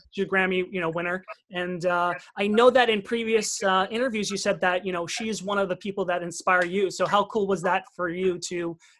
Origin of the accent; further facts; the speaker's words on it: Long Island, New York, United States; we're from Long Island